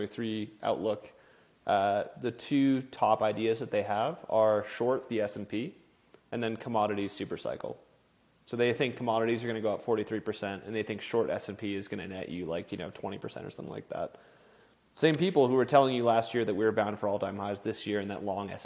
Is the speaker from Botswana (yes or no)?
no; Canada; Like, I grew up in Canada, and part of my family is in, like, the commodities business in Vancouver and British Columbia.